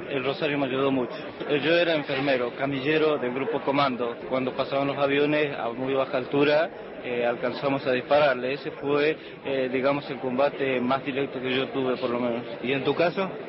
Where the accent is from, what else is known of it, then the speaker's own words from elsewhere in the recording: Argentina; pienso que como argentino, eh, aún en la derrota debemos sentirnos orgullosos